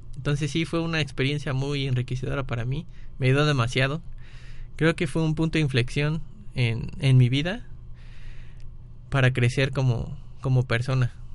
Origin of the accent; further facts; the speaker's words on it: Mexico; also born or lived in Vigo, Spain; aquí en México estaba como en una burbuja. Todo el mundo me protegía, tanto mis amigos como mis maestros, como mis padres, como mis hermanos.